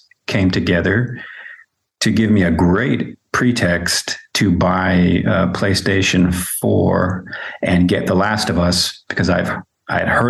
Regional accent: San Jose, California, United States; moved away as an adult; also born or lived in Germany / Switzerland; born and raised in San Jose, California, but I've been living and teaching in Germany and Switzerland for, it's hard to believe, 10 years

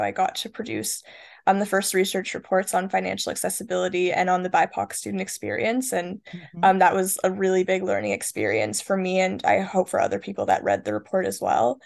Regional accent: Toronto, Ontario, Canada; moved away as an adult; also born or lived in Kingston, Ontario; I'm from Toronto

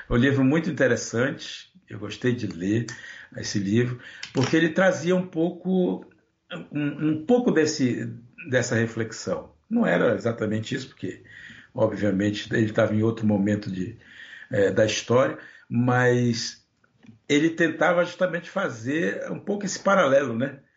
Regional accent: Brazil; Porque nós, nós nunca tivemos a oportunidade de nos pensar brasileiros.

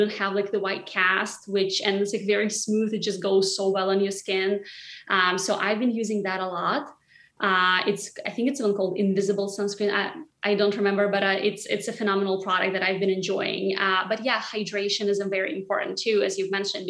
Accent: Siberia, Russia; moved away as an adult; now in New York, United States; in my hometown, which is in Siberia, the temperatures go completely crazy

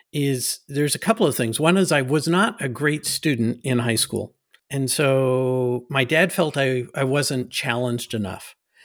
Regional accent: Nassau Bay, Texas, United States; And so we had a little house that in Nassau Bay.

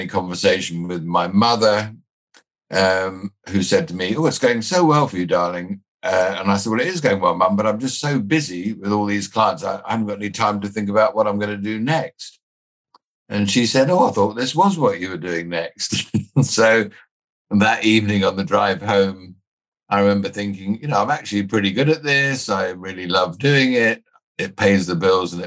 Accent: England, United Kingdom; also born or lived in Australia / New Zealand; I was born in England. I spent the early part of my life living in Australia and New Zealand with my dad's job. Came back and settled in England as a schoolboy.

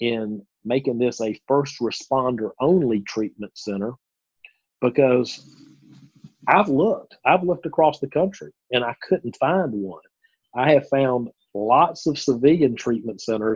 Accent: the South, United States; accent: Southern; my Southern accent

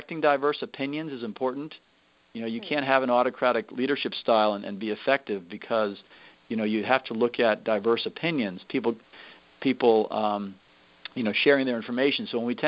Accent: Northern Virginia, United States; also born or lived in New Jersey / Philadelphia area; I lived in Northern Virginia most of my life. I'm originally from the Philadelphia area. I was born in New Jersey across the river there. But when I was 7 years old, I moved to Northern Virginia

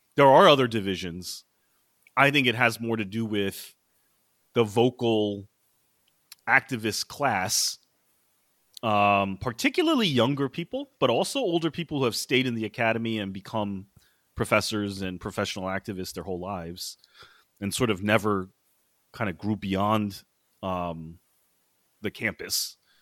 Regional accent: Maryland suburbs of D.C., United States; now in New York City, United States; I grew up in the Maryland suburbs of D C

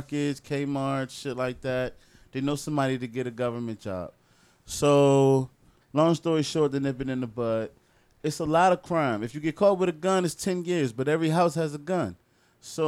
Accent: Washington, District of Columbia, United States; moved away as an adult; now in Florida, United States; I'm from Southeast D.C. I'm from Washington, D.C., the nation's capital.

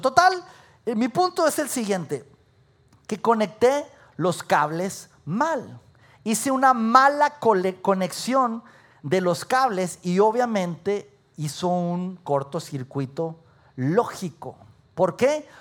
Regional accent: Durango, Mexico; moved away as an adult; also born or lived in Mexico City; now in Saltillo, Mexico; Yo había salido de mi ciudad natal, de Durango

